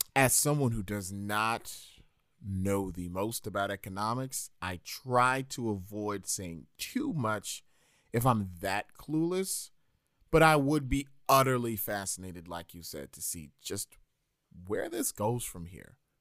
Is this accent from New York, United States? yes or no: yes; New York, United States; As a New Yorker